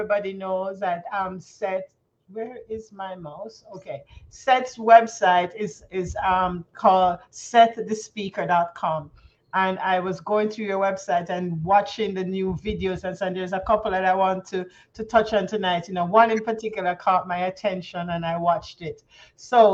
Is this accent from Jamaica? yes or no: yes; Jamaica; accent: Jamaican; moved away as an adult; now in Canada; I'm Jamaican by birth, folks, and I've lived in Canada going on now 21 years. So sometimes you're going to hear a little of the Jamaican drop.